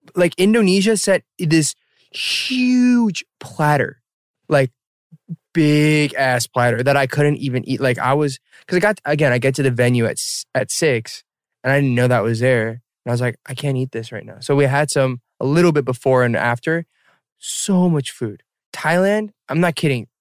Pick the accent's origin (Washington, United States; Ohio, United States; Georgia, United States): Georgia, United States; Atlanta; I am in my hometown Atlanta